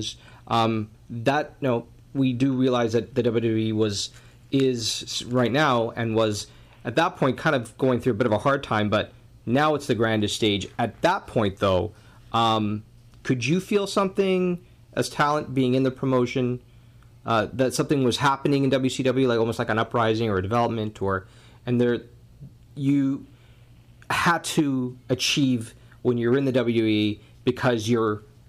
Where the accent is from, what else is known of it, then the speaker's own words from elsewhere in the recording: Canada; I'm Canadian